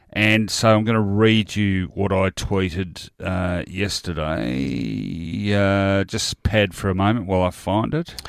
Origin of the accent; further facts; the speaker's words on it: Australia; being Australian